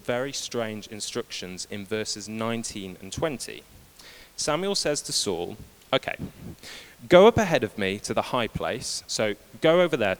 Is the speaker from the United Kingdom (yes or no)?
yes; United Kingdom; we're British